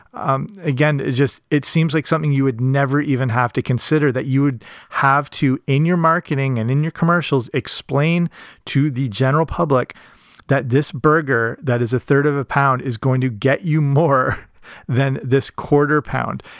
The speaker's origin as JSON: {"language": "English", "country": "Canada", "said": "here in my home country, Canada"}